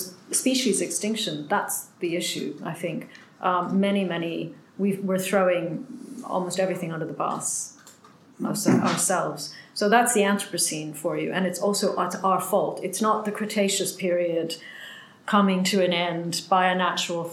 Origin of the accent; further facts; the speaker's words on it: Canada; being Canadian came in like handy, finally, because I'm a champion snow digger from my childhood.